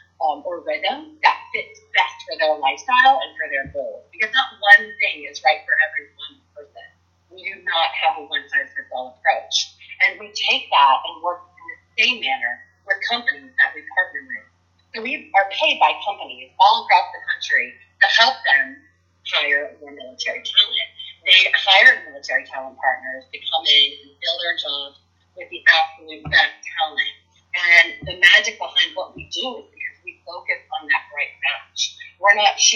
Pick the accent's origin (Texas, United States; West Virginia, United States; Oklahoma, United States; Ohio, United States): West Virginia, United States; I live and I'm from West Virginia